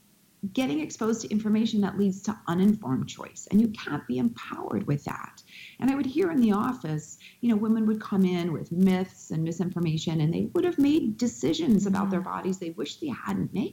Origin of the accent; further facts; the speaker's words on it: Winnipeg, Manitoba, Canada; where I grew up in Winnipeg, Manitoba, Canada.